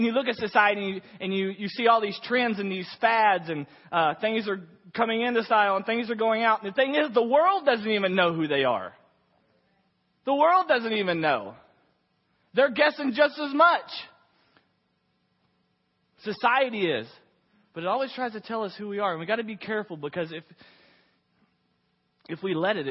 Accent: Waco, Texas, United States; I was from Waco, Texas

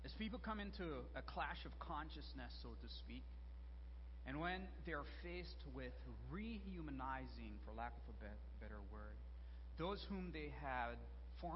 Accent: Belize; moved away; I'm originally from Belize

